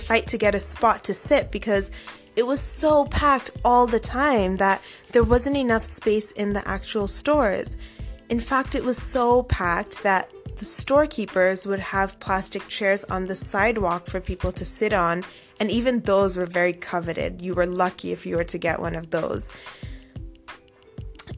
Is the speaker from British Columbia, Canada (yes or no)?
no; Toronto, Ontario, Canada; growing up in Toronto in the 90s